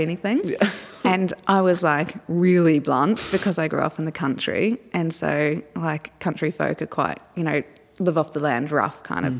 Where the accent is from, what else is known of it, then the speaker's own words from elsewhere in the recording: Dunedin, Otago, New Zealand; also born or lived in Hyde, New Zealand; now in Australia; in Dunedin, which is a city in the South Island of New Zealand